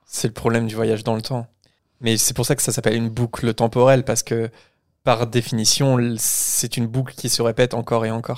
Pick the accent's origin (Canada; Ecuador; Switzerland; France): France; en tant que Français